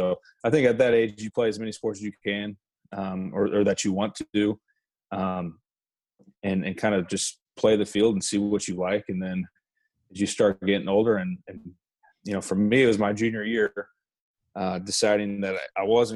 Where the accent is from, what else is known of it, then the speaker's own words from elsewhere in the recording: Lee's Summit, Missouri, United States; moved away as an adult; now in Lawrence, United States; born and raised in Lee Summit